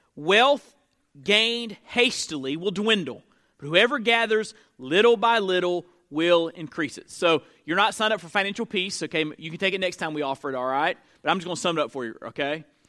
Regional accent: Perry, Florida, United States; my hometown, uh, growing up, Perry, Florida

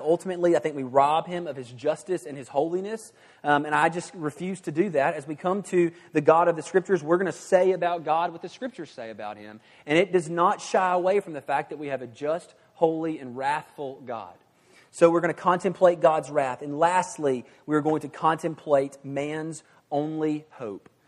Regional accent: the South, United States; in the nice moral South, I was raised to be a, uh, what I like to call a good old boy.

